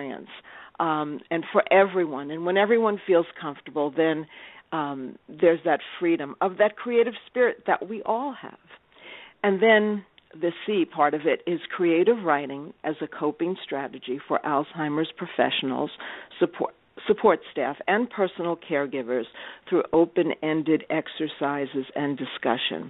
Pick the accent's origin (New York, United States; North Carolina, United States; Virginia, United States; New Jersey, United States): New York, United States; also born or lived in Tulsa, Oklahoma; I am a New Yorker